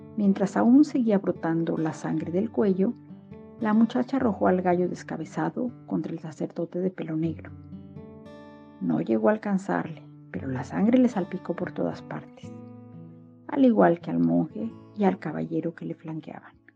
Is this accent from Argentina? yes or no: no; Mexico; now in Berlin, Germany; Soy mexicana, vivo en Berlín